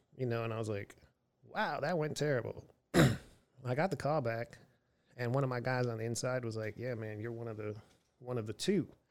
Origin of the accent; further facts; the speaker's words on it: Erie, Pennsylvania, United States; moved away; also born or lived in Houston, Texas / Austin, Texas; Erie, Pennsylvania, my hometown